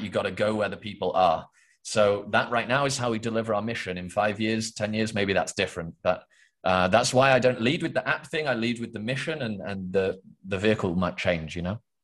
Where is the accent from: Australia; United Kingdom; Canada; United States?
United Kingdom; England; I am from England, the UK